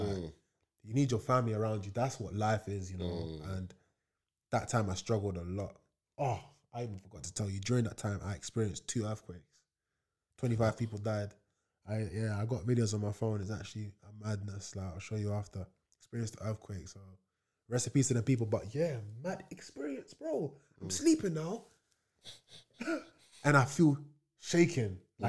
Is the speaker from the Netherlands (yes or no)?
yes; Leiden, South Holland, Netherlands; born there; So I was born in Leiden in Holland, so.